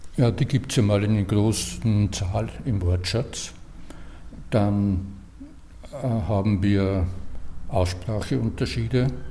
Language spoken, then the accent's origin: German; Austria; wir in Österreich